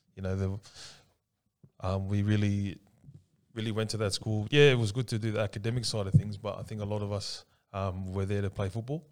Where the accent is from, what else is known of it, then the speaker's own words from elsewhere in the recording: Sydney, New South Wales, Australia; also born or lived in Paddington, Sydney / Punchbowl, Sydney / Ingleburn, Sydney / Tonga (ancestry); I was actually brought up with all the, the brothers down in Lakemba